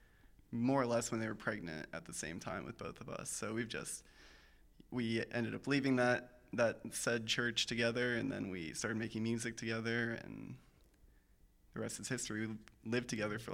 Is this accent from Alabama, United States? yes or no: no; Carmel, Indiana, United States; also born or lived in Nashville, Tennessee; now in Bloomington, United States; probably from Carmel, Indiana. Yeah, mm-hmm. My family moved there when I was like 4